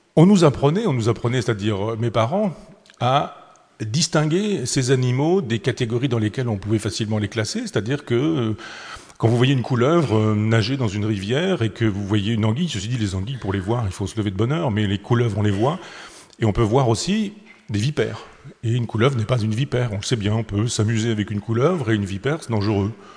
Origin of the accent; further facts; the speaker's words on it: Chambois, Normandy, France; les anguilles de mon enfance, celle euh, du, du, petit lavoir de mon village natal à Chambois